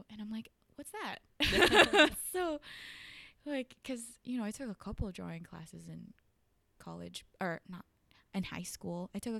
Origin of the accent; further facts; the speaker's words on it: Northridge, California, United States; So I grew up in the Valley, and sometimes people like have different definitions of the Valley, but so that's, for me, it's like Northridge area, Chatsworth.